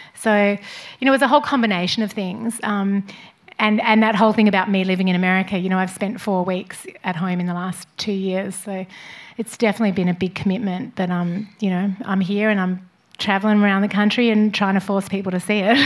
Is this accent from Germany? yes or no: no; Australia; moved away; no matter where I live in the world, I'm Australian and proudly Australian